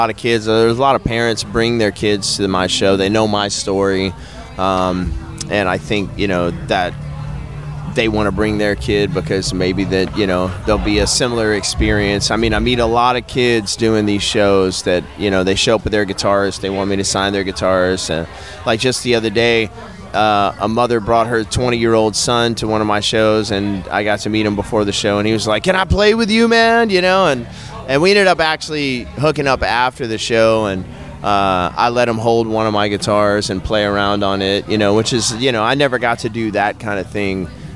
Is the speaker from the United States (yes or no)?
yes; Shreveport, Louisiana, United States; growing up in Louisiana